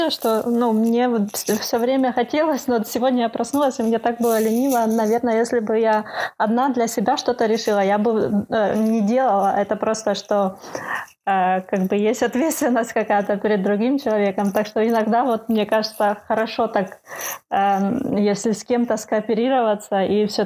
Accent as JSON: {"language": "Russian", "town": "Kharkiv", "region": "Kharkiv Oblast", "country": "Ukraine", "moved": "as an adult", "lives_now": "Netherlands", "said": "уже почти полтора года живу в Нидерландах. И ну, переехала я из Украины, из Харькова тоже."}